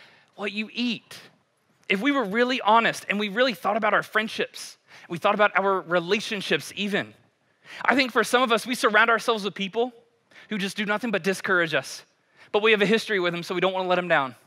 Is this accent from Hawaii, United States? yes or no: no; Kentucky, United States; I'm a white boy from Kentucky